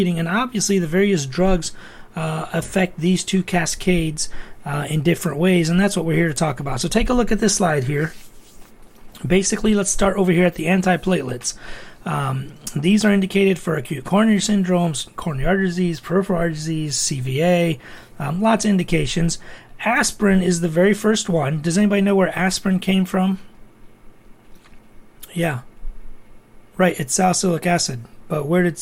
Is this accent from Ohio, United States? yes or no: yes; Toledo, Ohio, United States; I was born and raised in Toledo, Ohio.